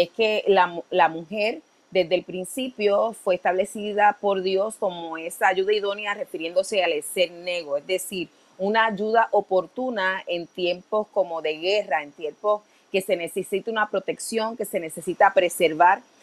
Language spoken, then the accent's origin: Spanish; Puerto Rico; los valores conservadores que nos caracterizan como puertorriqueños